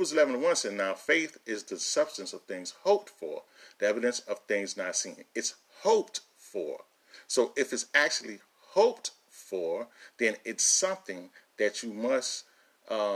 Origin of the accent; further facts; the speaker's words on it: New York City, New York, United States; I grew up in a lot of different places, but two of the places I grew up in was in Queens, New York, and was in Brooklyn, New York.